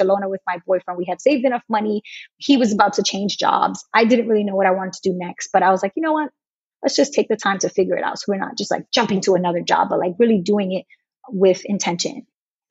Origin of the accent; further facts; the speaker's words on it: New York, United States; I'm from New York and I knew the school system well